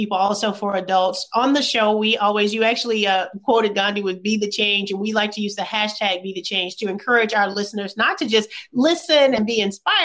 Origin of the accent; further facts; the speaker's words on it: Bessemer, Alabama, United States; I'm from Bessemer, Alabama. A small town outside of Birmingham